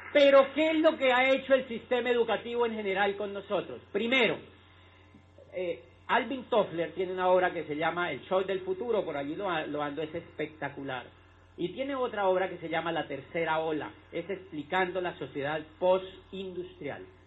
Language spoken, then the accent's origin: Spanish; Neiva, Huila, Colombia; moved away as an adult; also born or lived in Popayán; yo soy de Neiva y cuando yo tenía la edad de entrar a la universidad